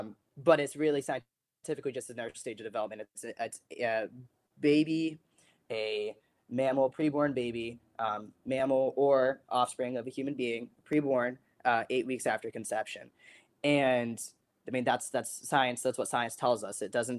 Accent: Vladimir, Vladimir Oblast, Russia; born there; So I was born in Vladimir, Russia, December 6, 2002.

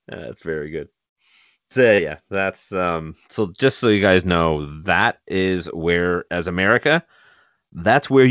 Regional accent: Canada; as a Canadian

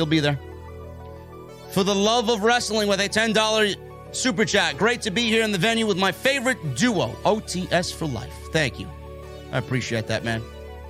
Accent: New York, United States; from New York.

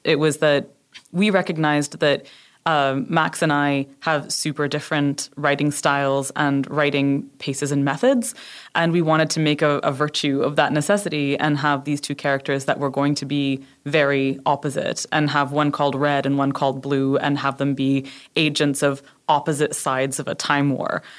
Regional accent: Canada; moved away as an adult; also born or lived in United Kingdom; I'm Canadian, and I went to, uh, live in the U K for six years

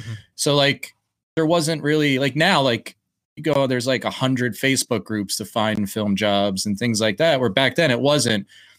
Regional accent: Philadelphia, Pennsylvania, United States; cause I grew up in Philly and all those guys live just outside of Philly.

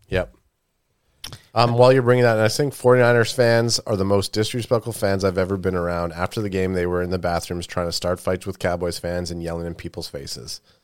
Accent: Canada; we're a Canadian group

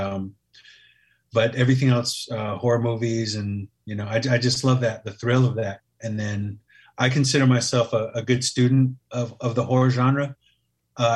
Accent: Oakland, California, United States; born and raised in East Oakland, California

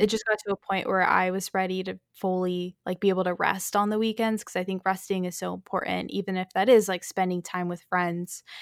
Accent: North Texas, United States; moved away as an adult; also born or lived in Chicago, Illinois / New York City; I was born in Chicago, but have pretty much lived here in Texas my whole life

